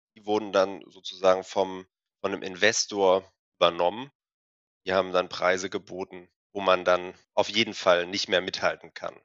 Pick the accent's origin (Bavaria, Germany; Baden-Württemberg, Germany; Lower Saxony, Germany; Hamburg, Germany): Hamburg, Germany; also born or lived in Freiburg / Bremen; wir kommen beide aus Hamburg